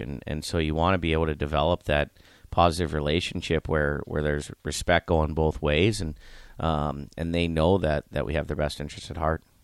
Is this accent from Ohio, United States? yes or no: yes; Youngstown, Ohio, United States; I grew up in Youngstown, Ohio